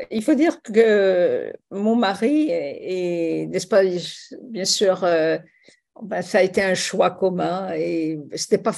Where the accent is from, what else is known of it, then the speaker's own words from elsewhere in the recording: Tunisia; born there; Oui, je suis né en Tunisie pendant le protectorat français.